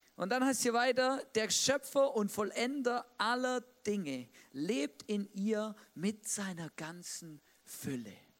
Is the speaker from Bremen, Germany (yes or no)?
no; Swabia, Baden-Württemberg, Germany; moved away; Es gibt auch da, wo ich aufgewachsen bin, so Kartenspiele